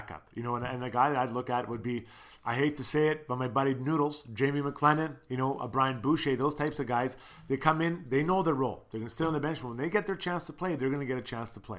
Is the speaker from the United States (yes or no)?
no; Canada; as a Canadian